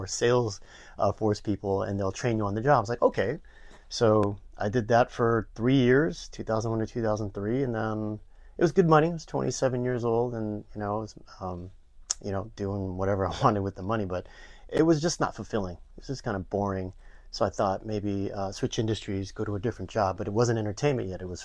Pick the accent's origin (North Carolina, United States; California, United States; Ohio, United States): California, United States; Los Angeles; also born or lived in Boston; I grew up here in the San Fernando Valley over in Canoga Park, which is not too far away